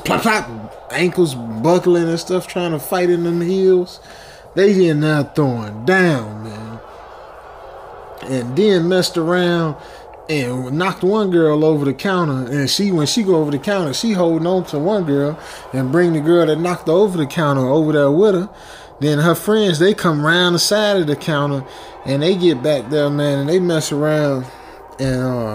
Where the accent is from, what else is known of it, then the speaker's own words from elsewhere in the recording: Chicago, Illinois, United States; I'm from Chicago, so we had White Castle in Chicago.